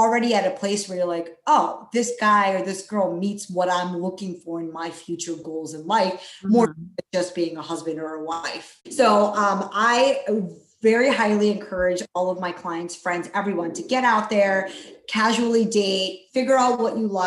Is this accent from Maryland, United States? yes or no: yes; East Coast, Philadelphia area, Maryland, United States; moved away as an adult; also born or lived in Chicago, Illinois; now in Dallas, United States; I'm currently based out of Dallas, Texas, but I grew up on the East Coast in Maryland, Philadelphia area